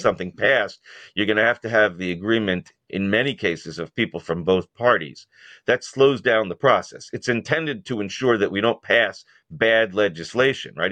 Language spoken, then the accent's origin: English; New York, United States; I'm a New Yorker